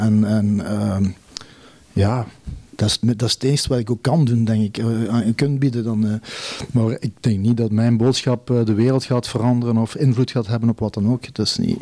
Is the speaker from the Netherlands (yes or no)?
no; Neerpelt, Flanders, Belgium; now in East Flanders, Belgium; de landschappen van mijn geboortedorp, Neerpelt. Daar ben ik, ik eh, mijn jeugd eh, doorgebracht